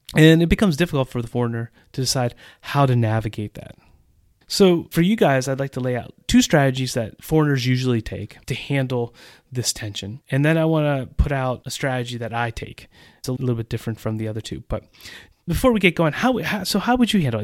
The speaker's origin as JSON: {"language": "English", "country": "United States", "moved": "as an adult", "lives_now": "Czech Republic"}